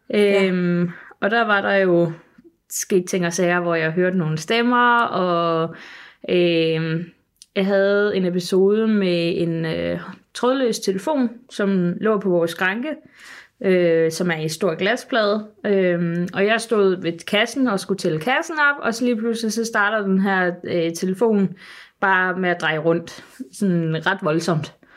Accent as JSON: {"language": "Danish", "town": "Sønderborg", "region": "Southern Denmark", "country": "Denmark", "said": "nede, hvor jeg kommer fra i Sønderborg"}